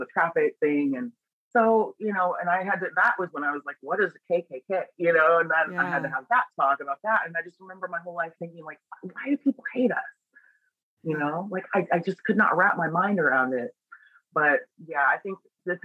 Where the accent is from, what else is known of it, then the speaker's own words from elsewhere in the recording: Pittsburg, Overland Park, Kansas, United States; also born or lived in Springfield, Missouri; now in Las Vegas, United States; I was born in Springfield, Missouri, and then Pittsburgh, Kansas, and then Overland Park, Kansas